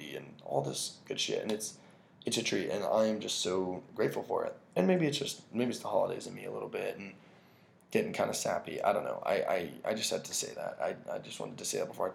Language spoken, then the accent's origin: English; United States; we're so American